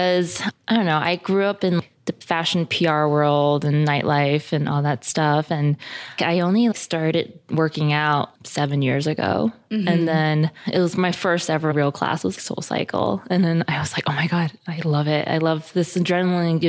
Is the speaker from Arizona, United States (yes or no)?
no; New York City, New York, United States; also born or lived in Hong Kong; I'm from Queens, New York. I was born in Hong Kong, mm-hmm. but I moved here when I was 3. So okay. I've been in New York all my life.